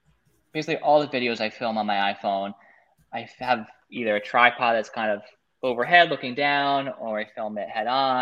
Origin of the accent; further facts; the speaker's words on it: New York City, New York, United States; I'm definitely a New Yorker. Now I'm outside of the city, but I love living in New York City